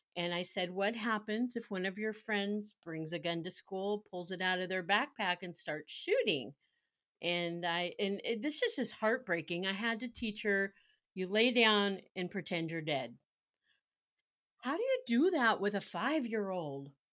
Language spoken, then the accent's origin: English; Carmichael, California, United States; I grew up in Carmichael